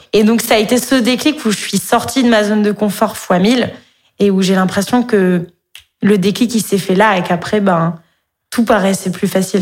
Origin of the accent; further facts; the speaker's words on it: Montpellier, Occitania, France; moved away as an adult; also born or lived in Paris; Je viens de Montpellier